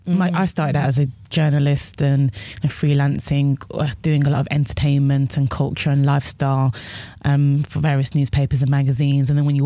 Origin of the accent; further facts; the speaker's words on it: Birmingham, West Midlands, United Kingdom; moved away as an adult; now in London, United Kingdom; I'm from Birmingham as well.